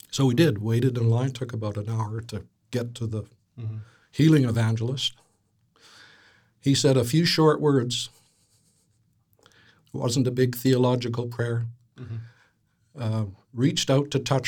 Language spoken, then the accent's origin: English; Vancouver, British Columbia, Canada; I grew up in Vancouver